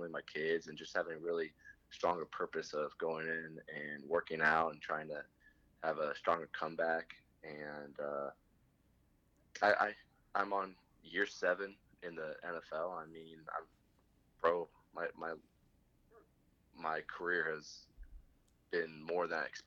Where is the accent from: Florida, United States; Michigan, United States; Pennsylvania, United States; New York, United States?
Pennsylvania, United States; State College; I'm from State College. I went to school 3 miles away from my house